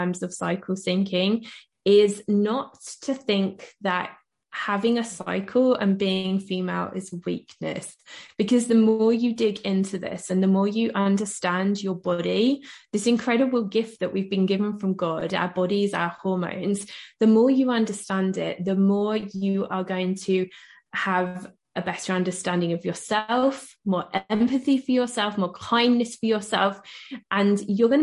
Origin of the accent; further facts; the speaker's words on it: United Kingdom; I'm British